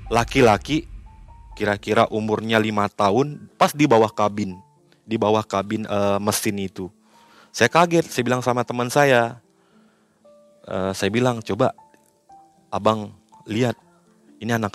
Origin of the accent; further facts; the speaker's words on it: West Kalimantan, Indonesia; Saya bilang kalau kita orang Kalimantan kalau nggak minum air kopi ini, ya kejadiannya seperti ini.